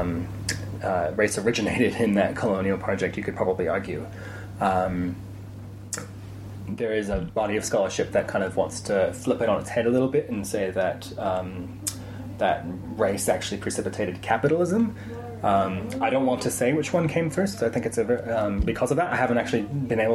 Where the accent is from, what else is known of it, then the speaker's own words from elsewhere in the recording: United States; moved away; growing up in the States